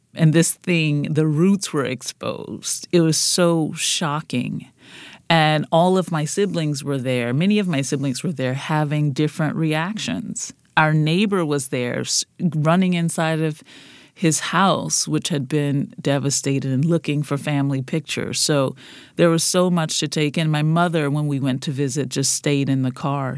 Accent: New Orleans, Louisiana, United States; Growing up in the Yellow House

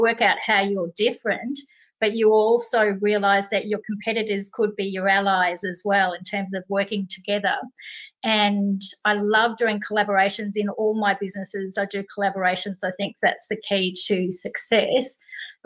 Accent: Melbourne, Victoria, Australia; moved away as an adult; also born or lived in United States / United Kingdom / Europe; I am from Melbourne, Australia, but I have lived in other places around the world, including the US and the UK and Europe

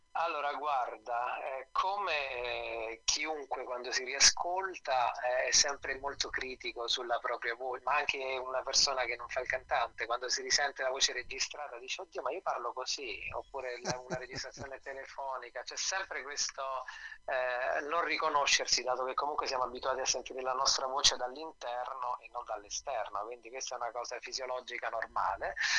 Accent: Nepi, Lazio, Italy; now in Rome, Italy; io abitavo sono originario di Nepi, che è questo piccolo paese della Tuscia viterbese

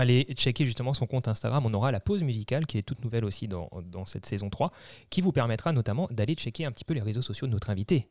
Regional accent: Alsace, Grand Est, France; nous, on est d'Alsace

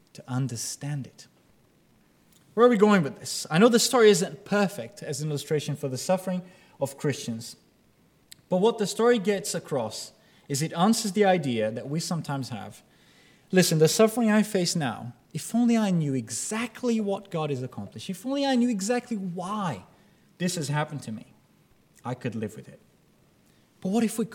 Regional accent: Brazil; now in United Kingdom

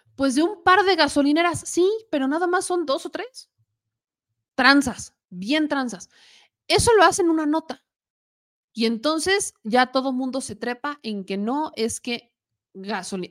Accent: Puebla, Mexico; accent: Poblano; moved away; soy poblana

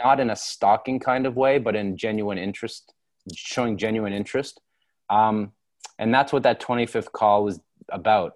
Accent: Toronto, Ontario, Canada; also born or lived in London, Ontario / New York; I grew up in Toronto

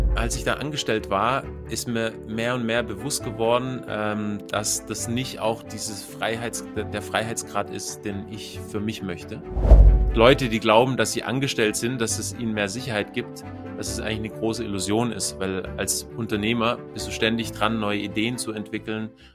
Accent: Bavaria, Germany; Ich komme aus Bayern, also ich lebe in, ähm, in der Nähe von, also zwischen München und Augsburg

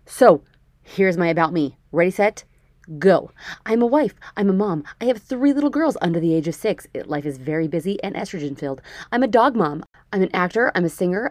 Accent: United States; moved away as an adult; now in Canada; I'm an American, but I live in Canada because I married a Canadian.

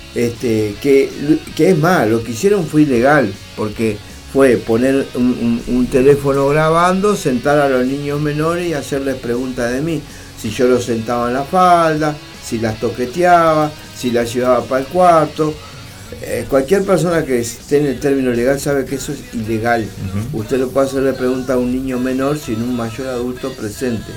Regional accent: Uruguay; estoy en mi país

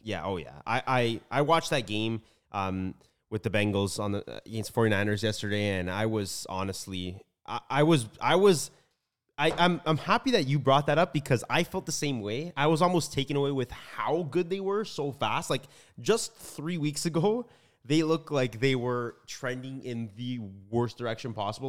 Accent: Toronto, Ontario, Canada; we are from Canada, Toronto to be exact.

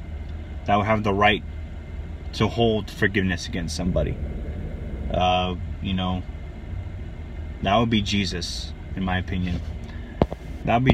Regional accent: Aiea, Hawaii, United States; when I was growing up in Hawaii. He used to live with us in Hoala Street in Aiea, on the island of Oahu

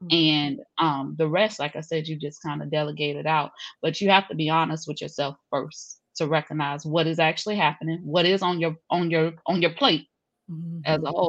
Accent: Jacksonville, Florida, United States; born there; also born or lived in overseas; I'm from the south, sis. I'm straight from the south. So I'm originally from Jacksonville, Florida, on paper. So my father was in the military, though. So I grew up actually overseas, international, grew up in Dodd schools

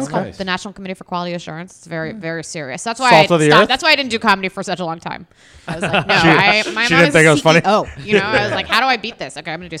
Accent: Montgomery County, Maryland, United States; Yeah, I grew up in Montgomery County. It's right next to PG.

